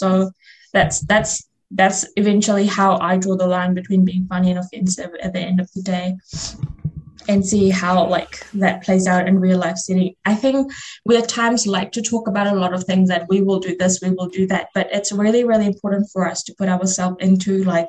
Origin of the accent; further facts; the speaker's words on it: Fiji; first language Fiji Hindi; English is a second language; my first language is Fiji Hindi, and I speak Hindi, and then I speak English.